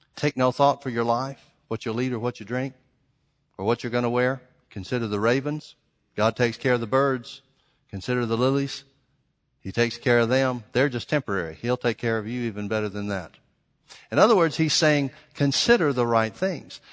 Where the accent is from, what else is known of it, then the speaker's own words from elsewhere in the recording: the South, United States; I grew up in the South